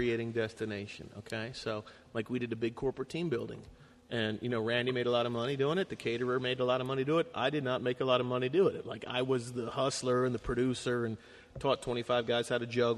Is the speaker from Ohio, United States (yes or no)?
yes; Cleveland, Ohio, United States; now in Cincinnati, United States; I'm from Cleveland.